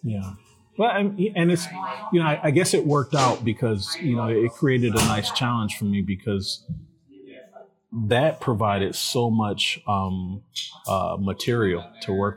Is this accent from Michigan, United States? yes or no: yes; Detroit, Michigan, United States; I'm from from Detroit. I was born on the West Side at uh, Sinai Hospital. On, okay. On the West Side, 1977. Uh, lived on Marlow, off Puritan, and um, spent my my childhood years and my teen years here in the city